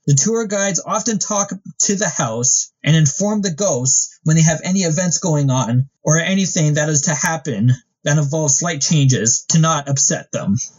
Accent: Canada; being Canadian

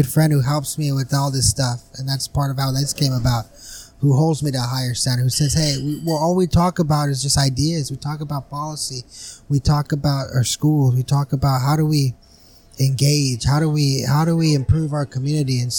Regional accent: Brawley, California, United States; I'm from the west side of Brawley, born and raised

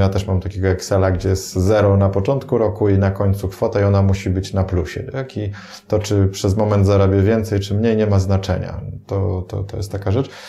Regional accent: Poland; nam, Polakom

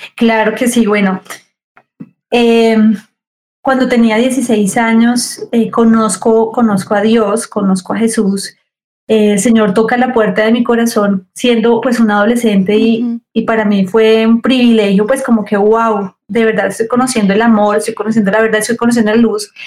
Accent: Cali, Valle del Cauca, Colombia; soy de Cali. Soy de Cali

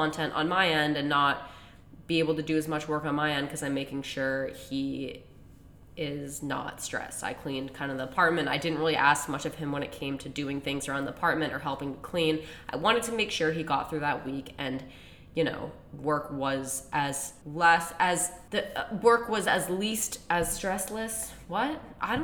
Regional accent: Central Massachusetts, United States; now in Boston, United States; both of our parents' house are in Central Mass

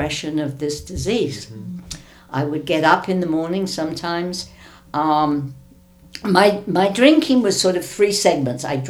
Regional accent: London, United Kingdom; now in United States; I wasn't brought up in America. I was brought up in Britain

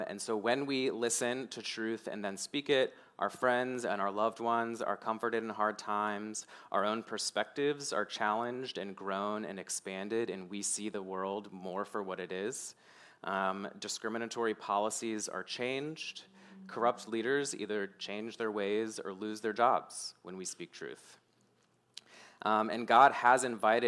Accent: Mechanicsville, Virginia, United States; growing up in Mechanicsville

